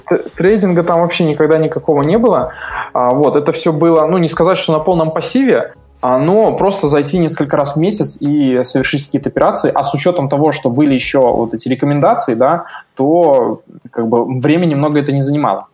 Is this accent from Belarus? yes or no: yes; Belarus; moved away as an adult; also born or lived in Russia; я сам с Беларуси